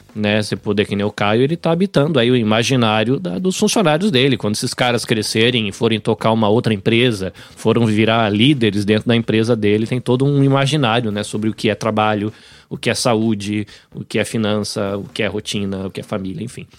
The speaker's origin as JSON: {"language": "Portuguese", "region": "São Paulo", "country": "Brazil", "tie": "born or raised there", "also_born_or_lived": "Bahia", "moved": "yes", "lives_now": "Japan", "said": "Eu cresci em São Paulo, apesar de ter nascido na Bahia"}